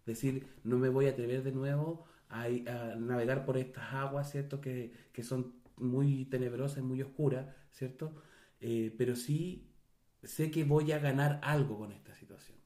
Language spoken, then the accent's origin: Spanish; Chile; Yo puedo dejar de estar en Chile, pero no con eso dejo de ser chileno. Soy chileno